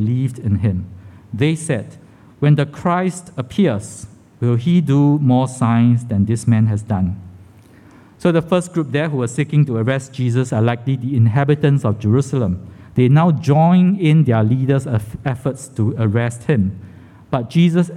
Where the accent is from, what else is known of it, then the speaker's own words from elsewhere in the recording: Singapore; I was born in Kandang Kerbau Hospital, KKH, the old name, right? My home address at that time was along Jalan Tiga Ratus. So I wasn't sure what it looked like because I moved when I was less than 2 years old